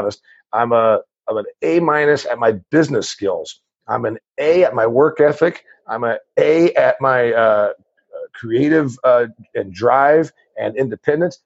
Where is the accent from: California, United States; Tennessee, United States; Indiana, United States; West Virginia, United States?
Indiana, United States; Huntington; I'm a farm boy from a dairy farm in northern Indiana.